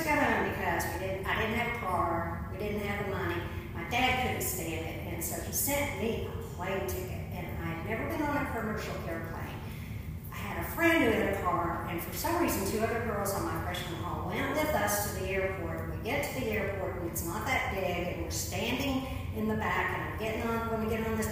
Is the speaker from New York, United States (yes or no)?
no; Princeton, West Virginia, United States; moved away as an adult; now in Knoxville, United States; I am from West Virginia